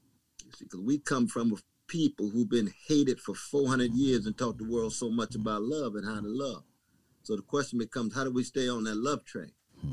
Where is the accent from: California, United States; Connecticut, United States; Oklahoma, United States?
Oklahoma, United States; Tulsa; Now in my home state of Oklahoma. Yes, sir. I was born in Tulsa.